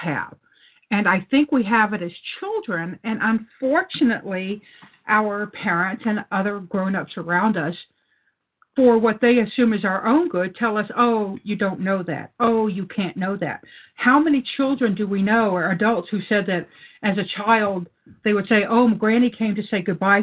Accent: Louisiana, United States; I grew up in Louisiana

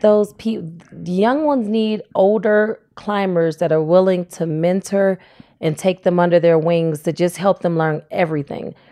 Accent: Cleveland, Ohio, United States; moved away as an adult; now in Fayetteville, United States; I grew up in Cleveland, Ohio.

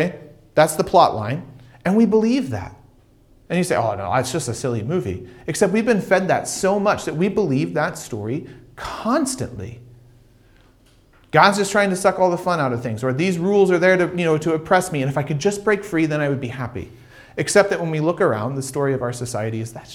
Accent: United States; moved away; I grew up in America

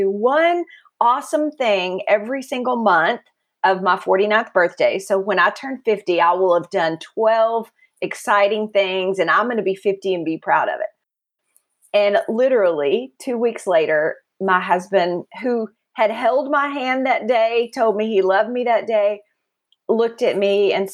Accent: West Texas, United States; As a kid, I lived in West Texas

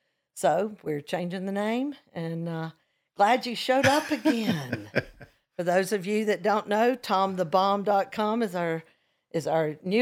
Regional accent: Hoover, Alabama, United States; my hometown of Hoover, Alabama

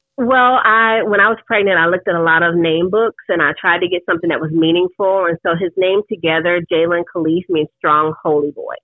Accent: New York, United States; moved away; I'm originally from New York

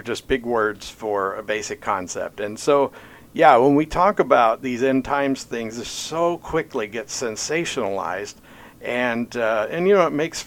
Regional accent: Pittsburgh, Pennsylvania, United States; also born or lived in Oklahoma; now in Jasper, Indiana, United States; I came to Oklahoma after growing up in Pittsburgh, Pennsylvania

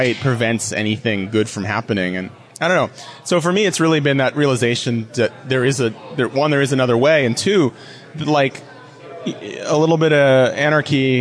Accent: California, United States; moved away; I'm from California originally

